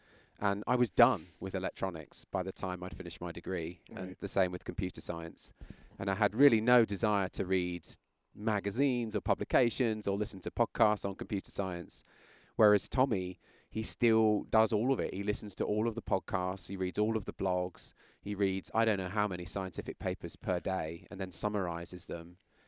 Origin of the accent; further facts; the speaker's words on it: London, United Kingdom; accent: British; moved away as an adult; now in United States; Yeah, I mean, ultimately, obviously, my accent is British. Yeah, I looked it up in the calendar the other day. It was 2001 when I came here from London